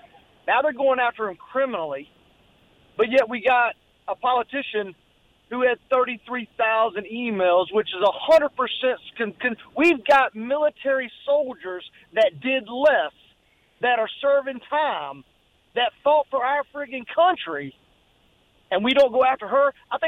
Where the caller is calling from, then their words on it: Florence, United States; … from Florence.